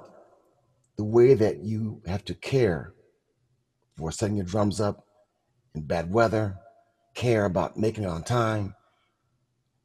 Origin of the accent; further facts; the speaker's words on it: Kalamazoo, Michigan, United States; I'm from Kalamazoo, Michigan, not far from Chicago.